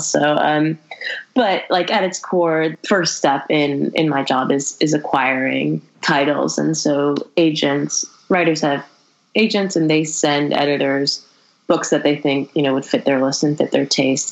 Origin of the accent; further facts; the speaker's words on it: Berkeley, California, United States; also born or lived in El Paso, Texas; I was born in Berkeley and I grew up in the Bay Area